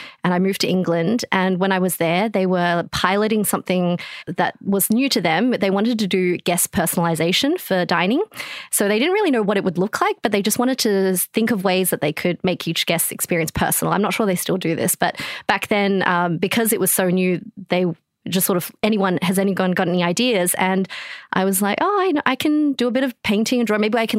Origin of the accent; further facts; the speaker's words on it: China; born there; And I was born in China and both my parents are Chinese.